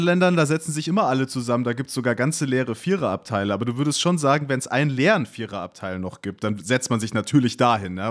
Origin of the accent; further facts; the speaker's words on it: Munich, Bavaria, Germany; also born or lived in Duisburg; ich bin in München aufgewachsen